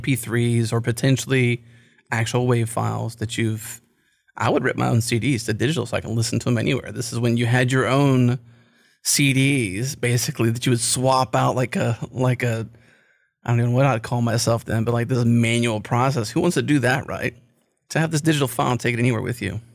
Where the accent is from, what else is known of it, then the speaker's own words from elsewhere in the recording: United States; I'm American